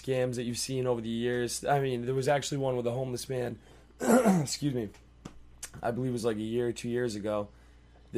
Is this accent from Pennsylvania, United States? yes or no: no; Massachusetts, United States; now in Florida, United States; I am from Massachusetts, and we pay state taxes up there